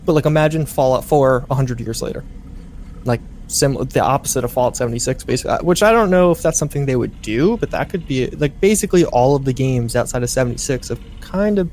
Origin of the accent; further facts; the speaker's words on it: New York, United States; New York, I'm from New York